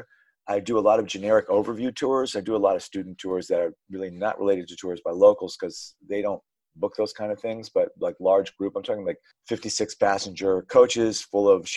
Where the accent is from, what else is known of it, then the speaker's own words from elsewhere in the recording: New York City, New York, United States; I grew up on the Upper West Side. I still live on the Upper West Side.